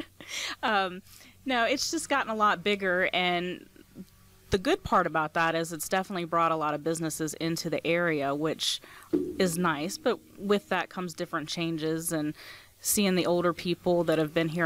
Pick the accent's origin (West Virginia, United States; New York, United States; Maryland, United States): West Virginia, United States; Ranson; now in Kearneysville, United States; born here in Jefferson County. I grew up in Ranson, attended all of the local schools